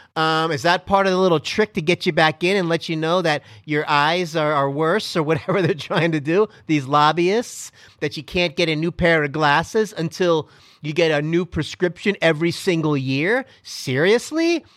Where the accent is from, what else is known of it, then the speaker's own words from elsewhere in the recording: Miami, Florida, United States; I am from Miami, Florida